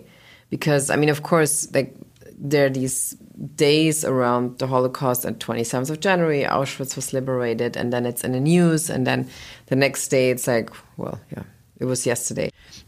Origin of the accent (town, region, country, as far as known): Germany; also born or lived in Berlin